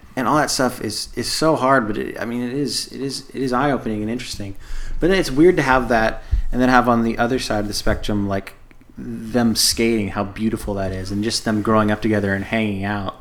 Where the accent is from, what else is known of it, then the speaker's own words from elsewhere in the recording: United States; me being ignorant American